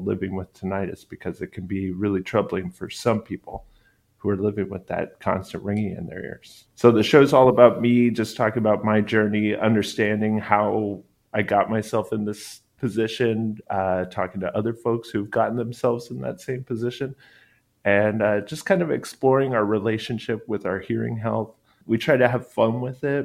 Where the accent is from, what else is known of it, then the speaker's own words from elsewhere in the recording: Texas, United States; I grew up in Texas